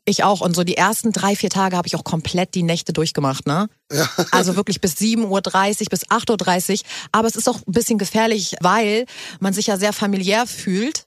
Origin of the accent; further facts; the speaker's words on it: Hamburg, Germany; moved away as an adult; now in Berlin, Germany; du kommst ja genauso wie ich aus Hamburg. Yes. Wir sind ja Hamburger